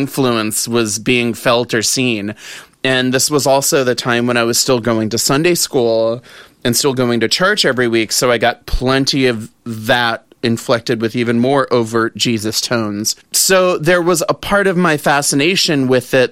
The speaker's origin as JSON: {"language": "English", "region": "the South", "country": "United States", "tie": "born or raised there", "said": "growing up in the South"}